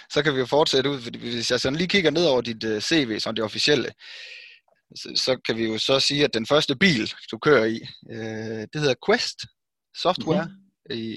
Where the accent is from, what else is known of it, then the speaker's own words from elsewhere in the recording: West Jutland, Central Denmark Region, Denmark; moved away as an adult; also born or lived in Australia; Jeg er øh, født og opvokset i Vestjylland. Det er jo lige præcis det. Mere præcis Tjerborg, og øh, har jo faktisk taget en uddannelse her på stedet.